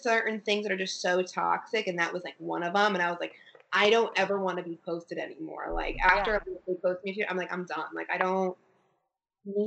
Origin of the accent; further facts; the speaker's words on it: Connecticut, United States; I'm from the East Coast. I'm from Connecticut